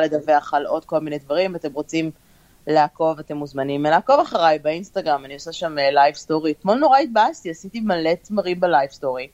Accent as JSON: {"language": "Hebrew", "country": "Israel", "also_born_or_lived": "New Jersey / New York area", "moved": "yes", "lives_now": "New Jersey, United States", "said": "אנחנו ישראלים"}